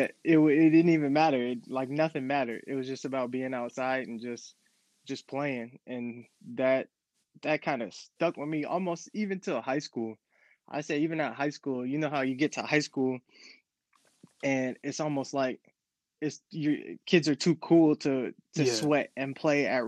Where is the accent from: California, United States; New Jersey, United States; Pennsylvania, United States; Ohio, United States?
California, United States; El Cerrito; also born or lived in Hilltop, Richmond, California; I grew up in the Bay Area, El Cerrito, to be exact, when I was a young kid